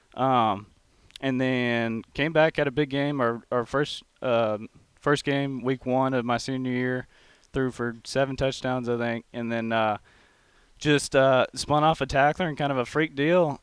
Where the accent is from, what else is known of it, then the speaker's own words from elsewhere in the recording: College Station, Texas, United States; accent: twang; now in Mount Pleasant; I'm from College Station, Texas